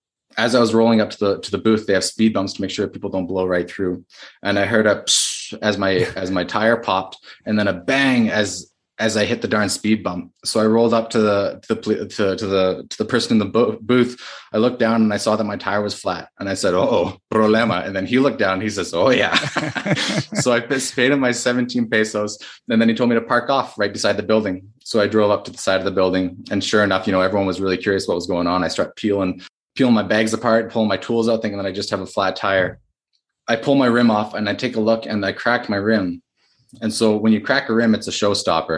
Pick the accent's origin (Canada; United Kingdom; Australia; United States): Canada; I'm Canadian